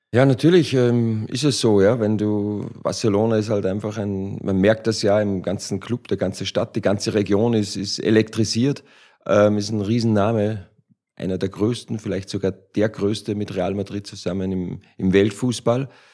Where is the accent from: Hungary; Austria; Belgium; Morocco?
Austria; moved away as an adult; now in Frankfurt, Germany; Ich als Ösi